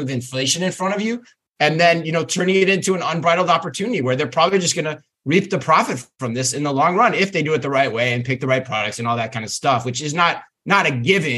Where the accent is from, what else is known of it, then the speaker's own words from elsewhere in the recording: Arizona, United States; Jack in the Box, take me back to my days of growing up in Arizona.